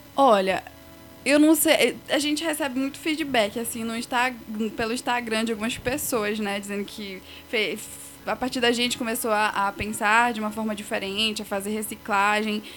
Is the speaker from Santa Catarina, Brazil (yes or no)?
no; Igarapé-Açu, Pará, Brazil; moved away as an adult; now in Castanhal, Brazil; meus pais eram de Garapé-Açu, aí fiquei morando lá a minha infância quase assim toda